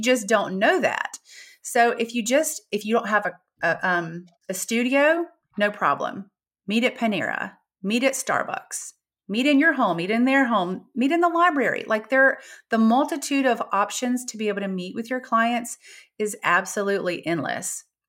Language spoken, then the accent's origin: English; Gulf Shores, Alabama, United States; I'm from Gulf Shores, Alabama